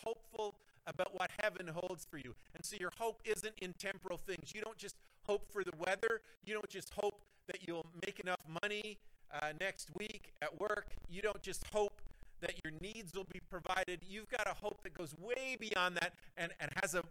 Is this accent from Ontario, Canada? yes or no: yes; Cobden and Renfrew, Ontario, Canada; we're people from Cobden and Renfrew. We're people from small towns.